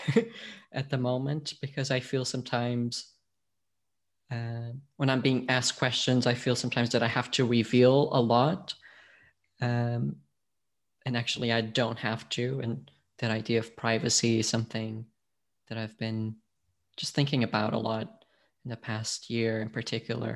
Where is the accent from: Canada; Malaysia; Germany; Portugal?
Portugal; also born or lived in United States / Scotland; now in London, United Kingdom; I'm from Portugal originally. I've lived in the US, I've lived in Scotland, I've now been in London for more than a decade